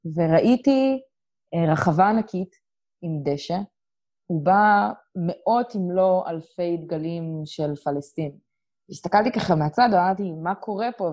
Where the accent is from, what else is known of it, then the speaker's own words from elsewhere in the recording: Israel; moved away as an adult; also born or lived in Colorado / Houston; שאני מישראל